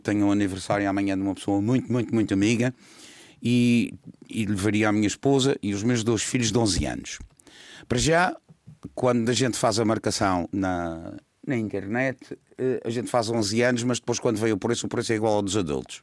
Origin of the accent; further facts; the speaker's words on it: Madeira, Portugal; eu sou madeirense